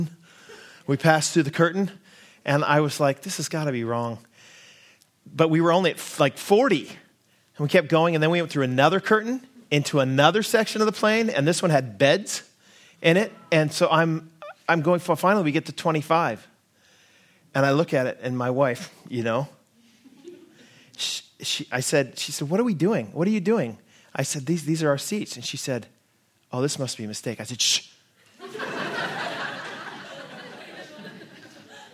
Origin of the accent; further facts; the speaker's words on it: Seattle, Washington, United States; moved away as an adult; also born or lived in New Zealand; now in Abbotsford, Canada; I'm from Seattle, is where kind of my hometown